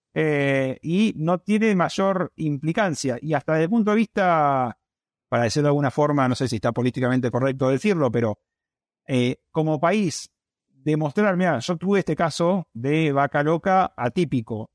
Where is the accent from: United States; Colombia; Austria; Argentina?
Argentina; acá en Argentina, como es de riesgo, la zona nuestra es de riesgo geográfico bajo